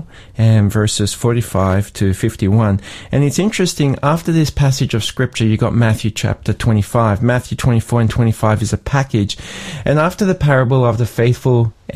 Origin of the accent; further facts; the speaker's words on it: Sydney, New South Wales, Australia; as a kid growing up in Sydney